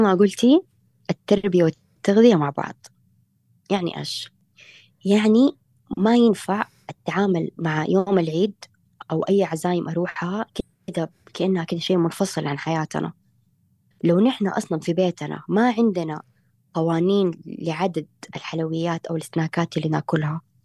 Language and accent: Arabic; Saudi Arabia; انا سعوديه